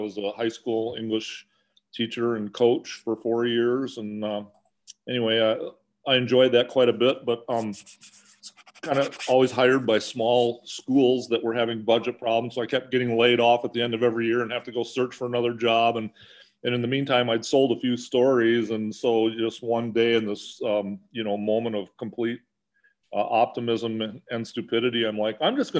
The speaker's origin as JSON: {"language": "English", "region": "Wisconsin", "country": "United States", "tie": "born or raised there", "said": "I grew up in Wisconsin."}